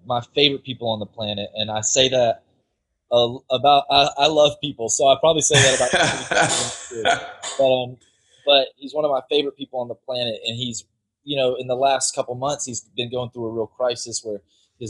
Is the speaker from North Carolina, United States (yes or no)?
yes; Whiteville, North Carolina, United States; accent: North Carolina; also born or lived in Western Oklahoma; now in Central Florida, United States; I'm from this tiny little town called Whiteville, North Carolina, in Columbus County, in the southeast corner of the state